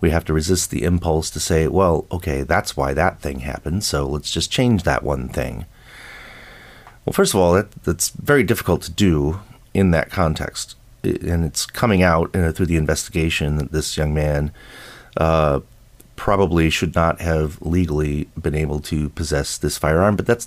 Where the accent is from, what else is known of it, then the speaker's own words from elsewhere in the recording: Buffalo, New York, United States; moved away; I grew up in Buffalo, New York.